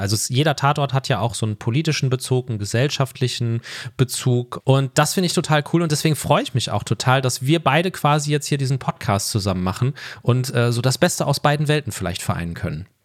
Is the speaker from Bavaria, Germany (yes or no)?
no; Ruhr area, North Rhine-Westphalia, Germany; Ich komme aus dem Ruhrgebiet